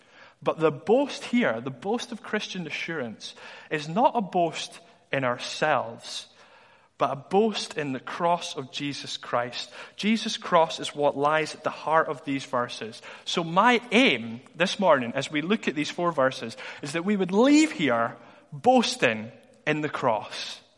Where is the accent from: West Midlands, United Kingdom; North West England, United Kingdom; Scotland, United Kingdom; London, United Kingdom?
Scotland, United Kingdom; Dundee; But I was in school in Dundee. I'm from Dundee originally.